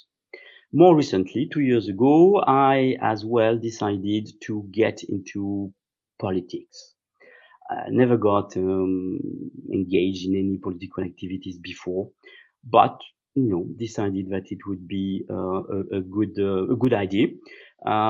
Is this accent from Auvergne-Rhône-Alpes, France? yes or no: no; Saint-Cloud, Île-de-France, France; English is a second language; also born or lived in London; I was not really connected with my home community in Saint-Cloud. I was a bit of a stranger in my hometown.